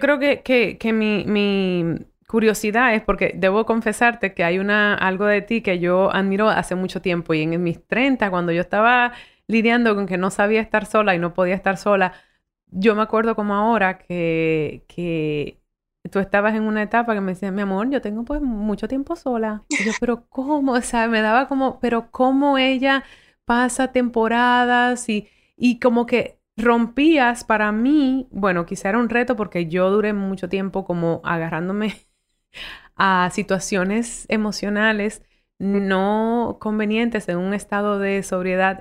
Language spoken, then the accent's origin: Spanish; Dominican Republic; accent: Dominican; also born or lived in United States / South Bronx, New York; con mi acentazo dominicano